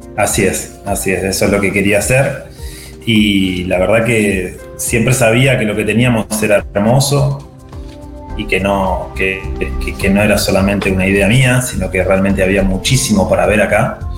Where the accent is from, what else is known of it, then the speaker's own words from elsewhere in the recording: Viedma, Río Negro, Argentina; also born or lived in Buenos Aires; Estoy en Viedma, eh, soy nacido aquí, viví casi toda mi vida acá excepto cuando me fui a estudiar a Buenos Aires